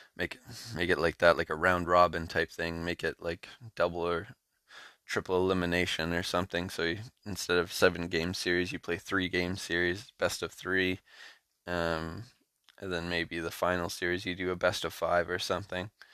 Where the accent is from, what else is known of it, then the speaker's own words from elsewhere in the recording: Canada; I'm Canadian